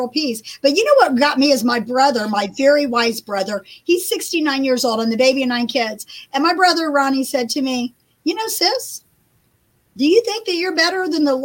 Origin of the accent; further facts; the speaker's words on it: Beech Grove, Indiana, United States; now in Beech Grove, Tennessee, United States; I grew up in Beech Grove, Indiana, and I live in Beech Grove, Tennessee.